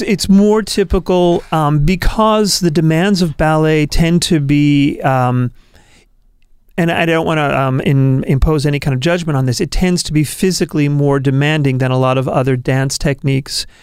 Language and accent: English; New York, United States; now in Portland, United States; I'm from New York originally.